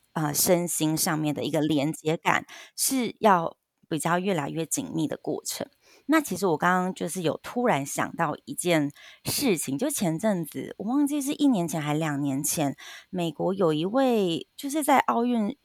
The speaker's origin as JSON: {"language": "Chinese", "country": "Taiwan", "said": "我们台湾人的反应"}